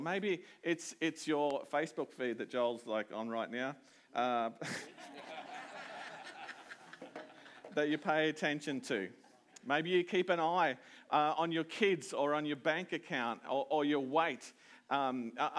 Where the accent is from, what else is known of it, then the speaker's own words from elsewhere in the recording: Toowoomba, Queensland, Australia; moved away as an adult; now in Maryborough, Australia; I'm from Toowoomba, mostly. That's my hometown.